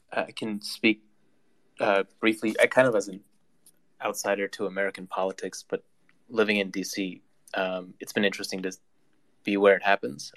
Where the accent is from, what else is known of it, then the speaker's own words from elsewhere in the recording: Canada; I'm a Canadian, um, but I also am Uyghur